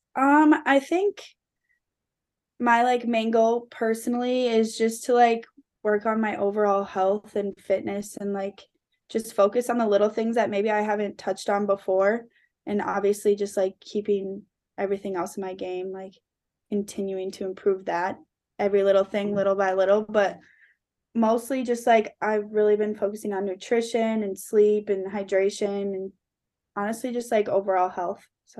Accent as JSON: {"language": "English", "town": "Forest Lake", "region": "Minnesota", "country": "United States", "tie": "born or raised there", "said": "growing up in Forest Lake, my dad, he's, like, my best friend"}